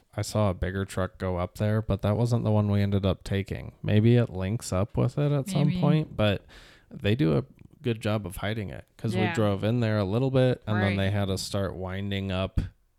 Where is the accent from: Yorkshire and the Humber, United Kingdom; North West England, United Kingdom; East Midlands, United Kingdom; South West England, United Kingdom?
North West England, United Kingdom; Liverpool; Well... I'm from Liverpool.